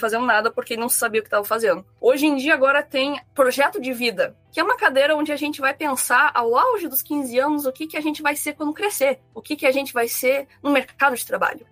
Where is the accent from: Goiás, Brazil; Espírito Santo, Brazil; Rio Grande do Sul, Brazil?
Rio Grande do Sul, Brazil; Rio Grande; eu sou do Rio Grande do Sul, da cidade de Rio Grande